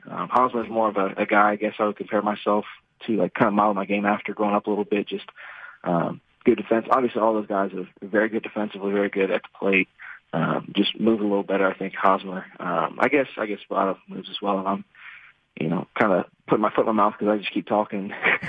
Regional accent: Gahanna, Ohio, United States; Yes, sir, Gahanna.

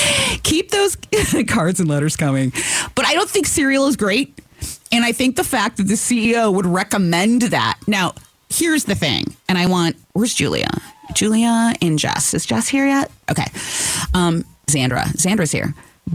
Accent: New York, United States; as a New Yorker, post-college, I would definitely have a slice or a dog before I would do cereal.

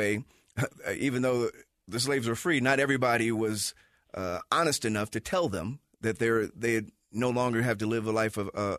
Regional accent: Chicago, Illinois, United States; growing up in Chicago, in our schools, and I went to an all-black school

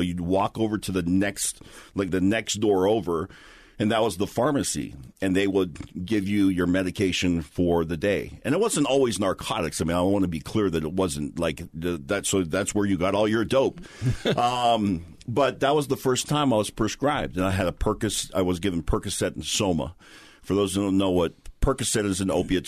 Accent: Hawaii, United States; born and raised in Hawaii

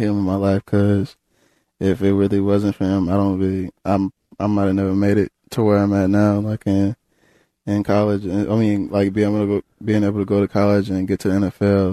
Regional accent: Pritchardville, South Carolina, United States; moved away as an adult; also born or lived in Texas; now in Seattle, United States; I grew up in Pritchettville

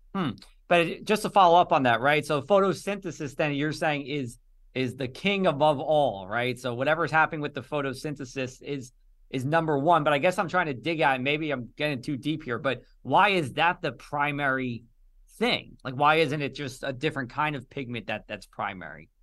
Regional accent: Union, New Jersey, United States; I grew up in the town next to Elizabeth, Union, New Jersey

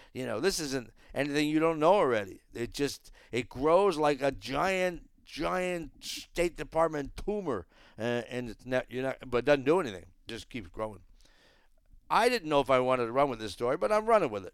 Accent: Northeast, United States; we're all from the Northeast

